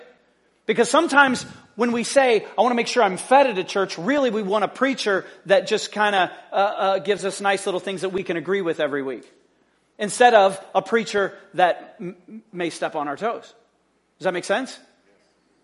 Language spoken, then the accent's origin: English; United States; we're American